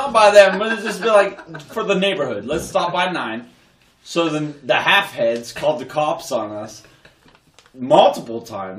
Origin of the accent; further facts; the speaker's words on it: United States; I grew up in Washington on Weirk Avenue.